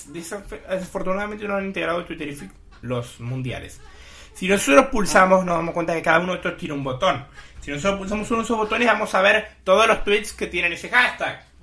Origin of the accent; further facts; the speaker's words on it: Mexico; Soy mexicano.